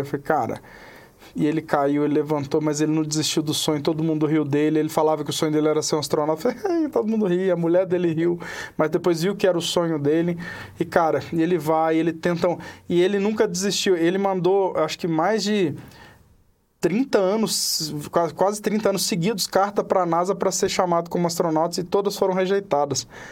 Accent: Serra da Canastra, Minas Gerais, Brazil; accent: mineiro; now in Brasília, Brazil; eu sou da Serra da Canastra

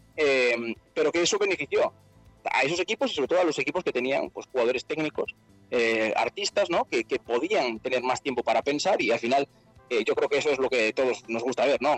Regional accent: Santiago de Compostela, Galicia, Spain; yo soy de Santiago de Compostela, de, de España

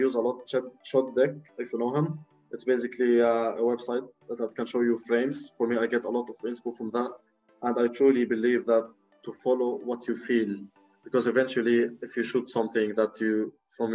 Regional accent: Lebanon; moved away; in Lebanon, since it's my home country

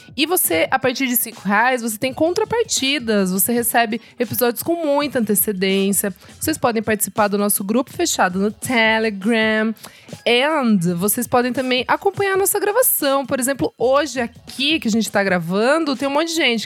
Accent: Sorocaba, São Paulo, Brazil; moved away; eu sou de Sorocaba, né? Interior

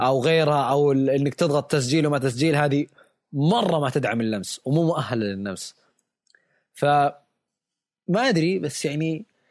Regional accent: Saudi Arabia; عندنا بالسعودية

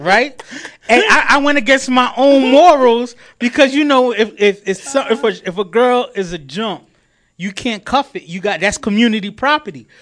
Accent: New York City, New York, United States; I'm proud to be from Queens

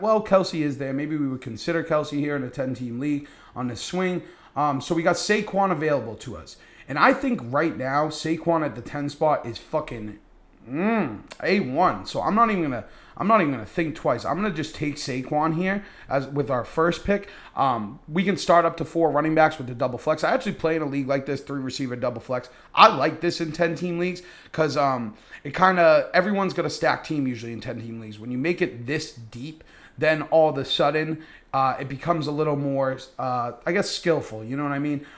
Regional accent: Massachusetts, United States; I am from Massachusetts

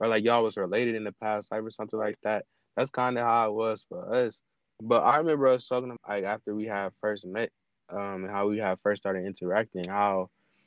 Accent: Cleveland, Ohio, United States; I'm from Cleveland

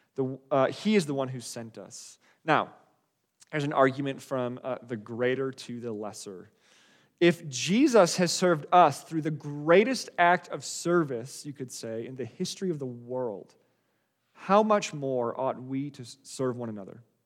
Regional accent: Wisconsin, United States; moved away; also born or lived in Colorado; I grew up in Wisconsin. Uh, it's, it's where we were living before my family and I moved, uh, to Colorado

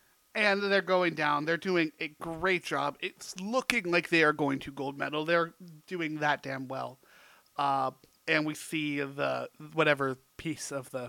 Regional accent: Oregon, United States; I'm from Oregon.

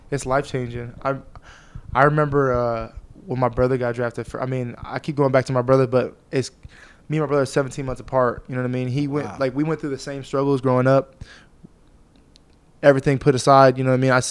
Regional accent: Fresno, California, United States; I'm from Fresno, California, man. You put your finger in the middle of California

